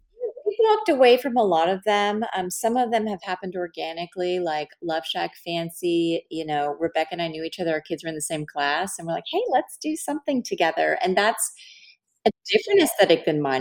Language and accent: English; Dallas, Texas, United States; I'm from Dallas